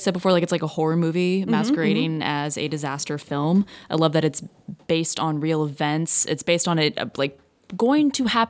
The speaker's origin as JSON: {"language": "English", "region": "Texas", "country": "United States", "said": "I'm from Texas"}